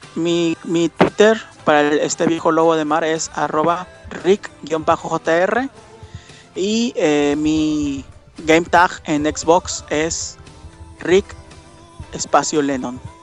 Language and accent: Spanish; Monterrey, Nuevo León, Mexico; yo soy de Monterrey